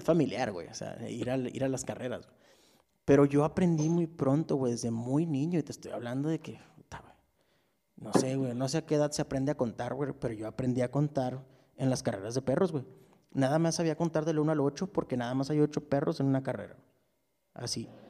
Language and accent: Spanish; Ciudad Juárez, Chihuahua, Mexico; Yo soy de Ciudad Juárez